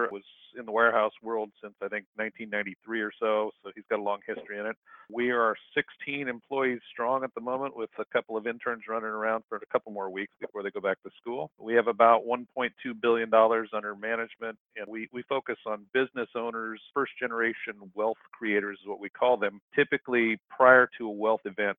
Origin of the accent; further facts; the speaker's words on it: Central California, United States; moved away as an adult; now in Seattle, United States; I actually am a Central California guy. I grew up down there in Central California.